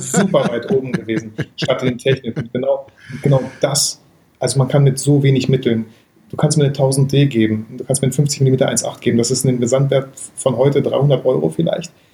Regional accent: Bielefeld, North Rhine-Westphalia, Germany; bei uns in Bielefeld

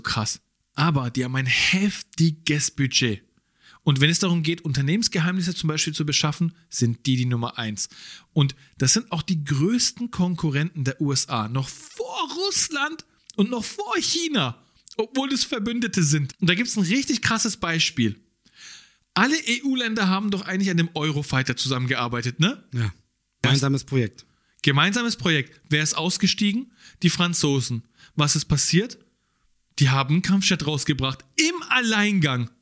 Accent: Germany; wir leben hier seit Jahren, wir sind hier aufgewachsen, wir sind hier geboren. Man würde sagen, ja, man fühlt sich auch als Deutscher

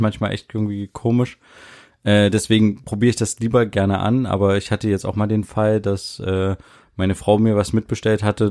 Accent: Germany; wir als Deutsche

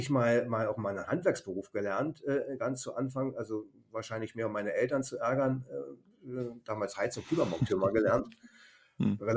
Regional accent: Berlin, Germany; moved away as an adult; also born or lived in Baden-Württemberg; Einfach ein äh, Kulturschock für, für einen Berliner nach Schwaben.

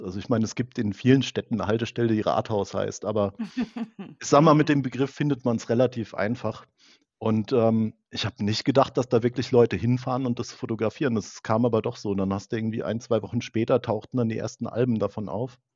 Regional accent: area around Frankfurt am Main, Hesse, Germany; ich komme ja aus der Gegend um Frankfurt am Main

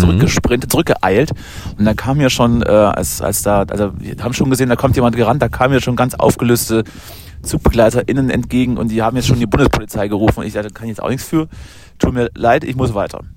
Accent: Berlin, Germany; als Berliner

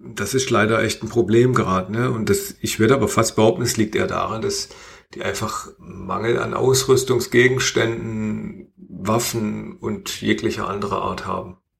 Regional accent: Germany; bei uns in Deutschland

